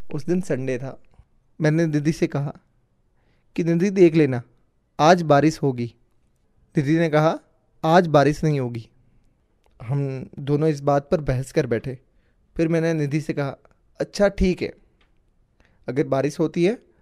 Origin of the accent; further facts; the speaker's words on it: Phalodi, Rajasthan, India; मैं राजस्थान के जोधपुर ज़िले में स्थित फलोदी शहर का रहने वाला हूँ